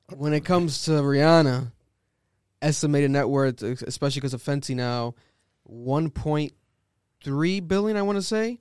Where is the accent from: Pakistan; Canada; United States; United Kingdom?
United States; Providence, Rhode Island; we're from Providence, Rhode Island